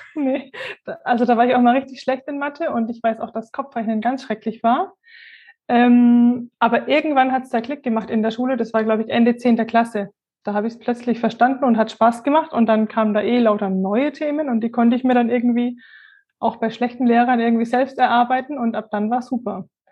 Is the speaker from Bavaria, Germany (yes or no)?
yes; near Würzburg, Bavaria, Germany; Ich komme aus der Nähe von Würzburg.